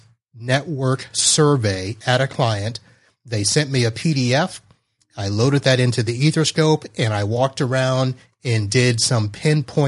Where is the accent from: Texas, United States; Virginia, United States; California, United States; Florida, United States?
Florida, United States; South; I'm from South Florida